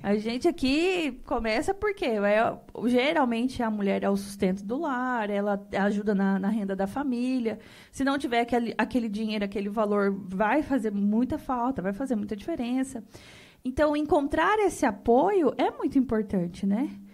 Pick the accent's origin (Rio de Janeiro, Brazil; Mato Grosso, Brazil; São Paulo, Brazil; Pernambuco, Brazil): Mato Grosso, Brazil; Rondonópolis; eu nasci nessa terra.